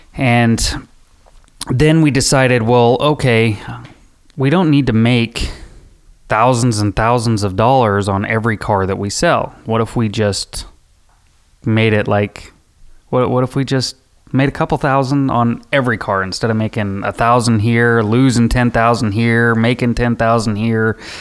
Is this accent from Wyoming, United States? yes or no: yes; Rock Springs, Wyoming, United States; I grew up in Rock Springs, Wyoming.